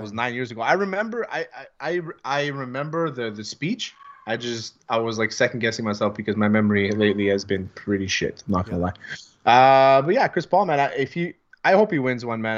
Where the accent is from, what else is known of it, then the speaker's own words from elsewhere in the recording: Greece; accent: Greek; My Greek accent sounds like it's from the the mean streets of Shamity